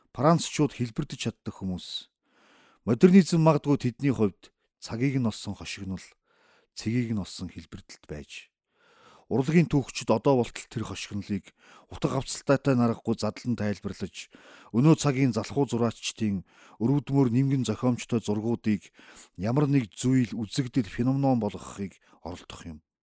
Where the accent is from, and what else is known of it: Uvs, Mongolia; born or raised there